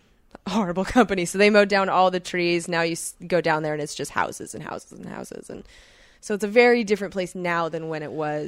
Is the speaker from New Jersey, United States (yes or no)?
no; Irvine, California, United States; Like I not only lived in Irvine, but I lived in Woodbridge. And so Irvine is known as a bubble.